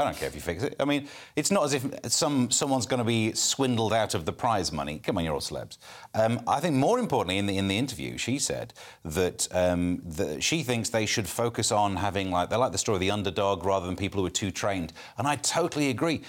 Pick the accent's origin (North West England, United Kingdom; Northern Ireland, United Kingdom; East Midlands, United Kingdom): East Midlands, United Kingdom; Mansfield; I'm from Mansfield, you know, uh, coal mines. I, my next door neighbour worked down the coal mines